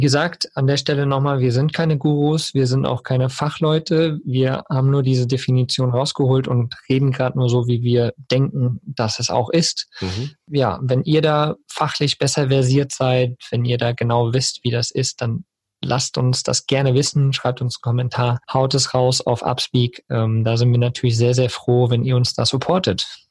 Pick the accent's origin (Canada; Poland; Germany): Germany; hier bei uns in Deutschland